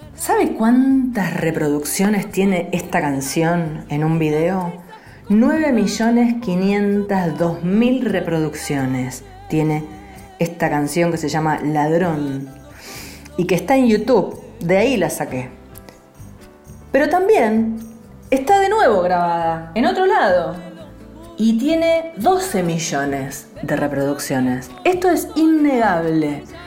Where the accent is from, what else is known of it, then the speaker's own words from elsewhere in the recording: Colombia; compositora colombiana